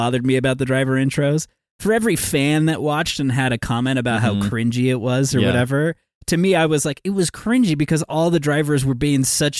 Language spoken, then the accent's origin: English; United States; the cringy elements of being an American.